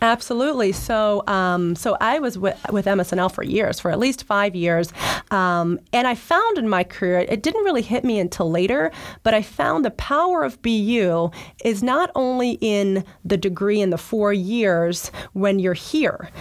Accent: New Jersey, United States; moved away as an adult; also born or lived in New York; now in Boston, United States; I grew up in New Jersey, was much closer to Philly

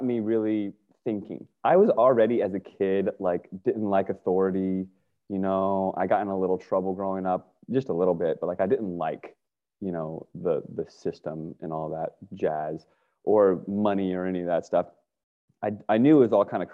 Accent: Northern Virginia, United States; I grew up in Northern Virginia

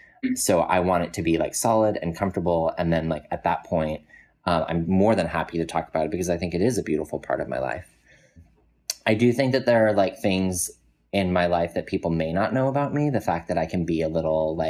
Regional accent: Colorado, United States; I grew up in Colorado

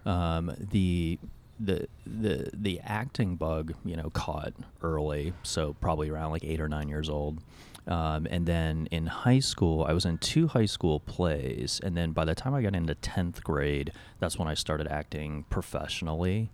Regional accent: Alexandria, Virginia, United States; I grew up in Alexandria, Virginia

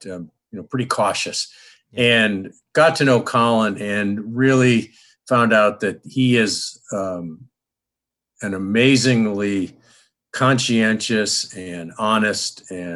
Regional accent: Rochester, New York, United States; I grew up outside of Rochester, New York

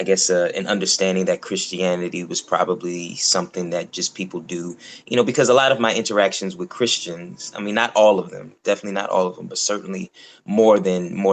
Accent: New York City, New York, United States; also born or lived in Oxford, England; I am from Brooklyn, which is where I am now.

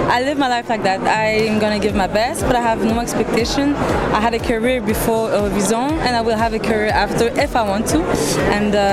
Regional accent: Montreal, Quebec, Canada; Obviously English, since I'm from Montreal.

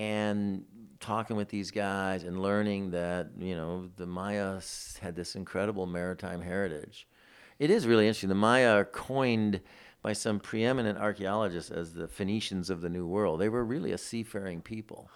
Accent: Detroit, Michigan, United States; moved away; I grew up in Detroit, in the city

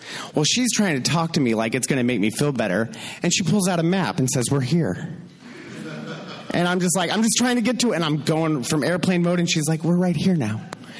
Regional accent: California, United States; moved away as an adult; now in Madison, United States; I'm from California. I've never had to deal with traffic or weather or anything like that. Like, it's a constant, eternal spring-fall.

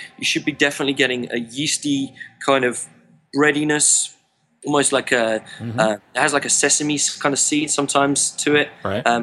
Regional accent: England, United Kingdom; As an Englishman

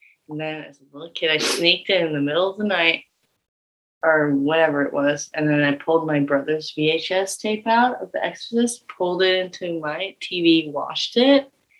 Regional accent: United States; being American

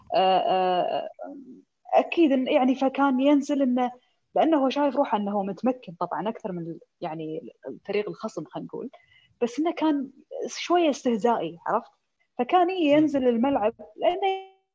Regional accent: Kuwait; عندنا في الكويت

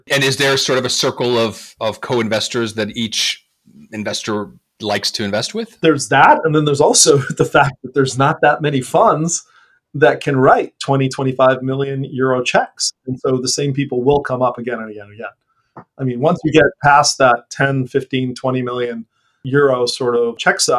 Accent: San Diego, California, United States; I grew up in San Diego, so I miss surfing a lot.

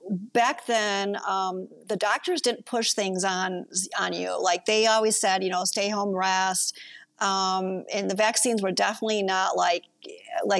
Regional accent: Kenosha, Wisconsin, United States; I grew up in Kenosha, Wisconsin.

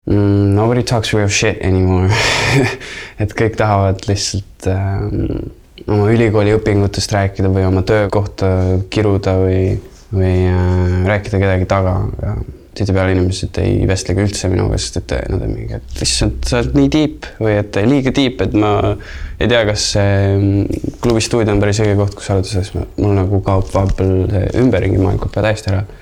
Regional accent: Estonia; also born or lived in United States; siis tuled Eestisse ja milline šokk, sa oled äh, kaheksa-aastane

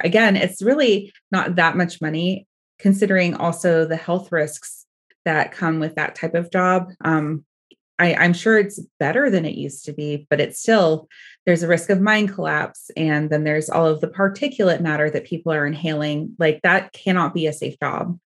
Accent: Oregon, United States; I'm from Oregon

